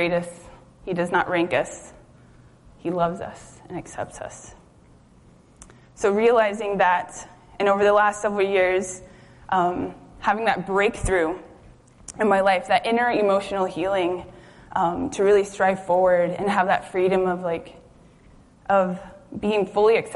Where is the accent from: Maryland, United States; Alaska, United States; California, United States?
Alaska, United States; Juneau; also born or lived in Kenai, Alaska / Anchorage, Alaska; I had grown up in the city, grown up in Juneau, lived in Kenai, graduated high school in Anchorage